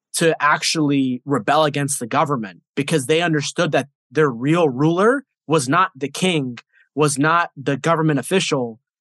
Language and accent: English; United States; I was born here in America, but I see it as someone who my DNA and my family comes from like a different country